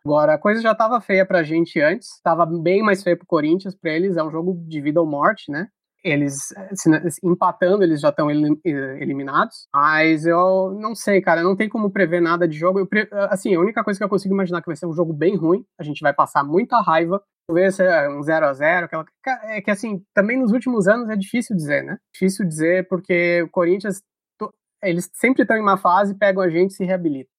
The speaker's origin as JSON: {"language": "Portuguese", "town": "Porto Alegre", "region": "Rio Grande do Sul", "country": "Brazil", "tie": "born or raised there", "said": "eu nasci em Porto Alegre"}